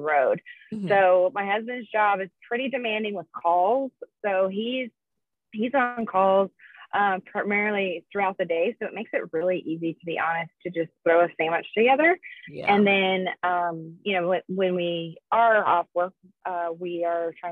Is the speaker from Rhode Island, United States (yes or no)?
no; Colorado, United States; also born or lived in Texas; I'm from Colorado